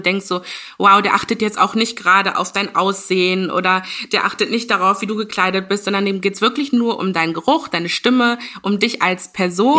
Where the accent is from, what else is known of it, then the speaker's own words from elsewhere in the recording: Ghana; ich bin aus Ghana